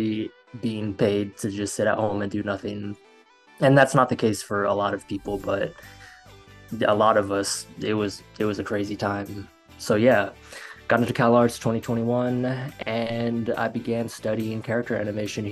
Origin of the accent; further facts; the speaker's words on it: Florida, United States; moved away as an adult; now in Los Angeles, United States; I'm from Florida. And I graduated high school back in 2016.